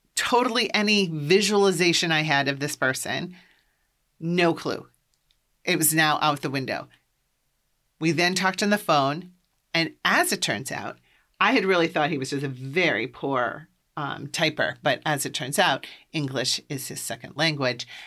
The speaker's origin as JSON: {"language": "English", "region": "Iowa", "country": "United States", "also_born_or_lived": "Boston, Massachusetts", "moved": "as an adult", "said": "I'm from Iowa, and I grew up Catholic."}